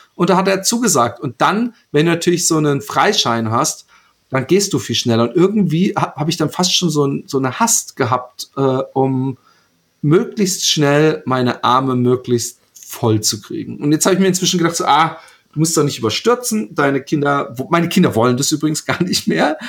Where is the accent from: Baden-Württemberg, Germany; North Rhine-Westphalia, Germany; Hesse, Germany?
Baden-Württemberg, Germany; Karlsruhe; also born or lived in Bad Godesberg; now in Utrecht, Netherlands; bin ich aufgewachsen in Karlsruhe, geboren in Bad Godesberg und ich lebe in Utrecht in Holland